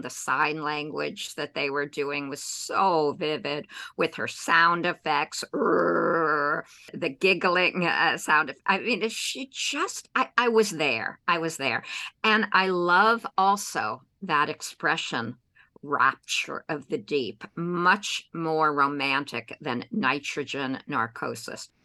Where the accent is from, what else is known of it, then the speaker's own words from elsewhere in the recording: New York, United States; moved away as an adult; now in South Florida, United States; as a New Yorker who's been here 35 plus years